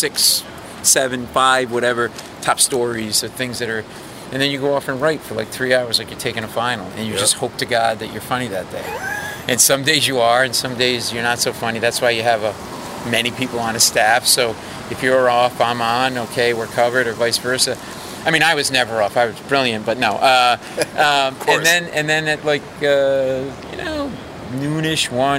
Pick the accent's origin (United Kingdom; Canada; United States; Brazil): United States; Providence, Rhode Island; moved away; I grew up in New England, in Providence.